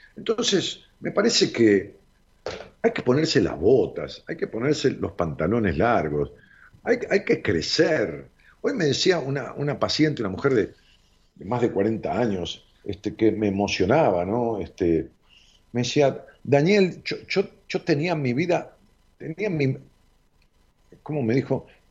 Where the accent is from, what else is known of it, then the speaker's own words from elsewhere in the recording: Ramos Mejía, Buenos Aires Province, Argentina; Mi tío tenía una calecita común de barrio en la plaza de mi pueblo, de Ramos Mejía